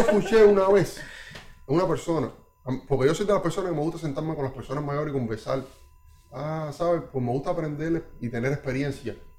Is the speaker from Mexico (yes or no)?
no; Cuba; now in Canada; mi niñez en Cuba